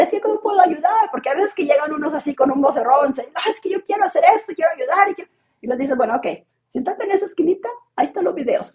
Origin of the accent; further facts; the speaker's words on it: Mexico; moved away as an adult; also born or lived in The Hague, Netherlands; now in Bratislava, Slovakia; yo soy mexicana de origen, pero vivo en Bratislava, en Eslovaquia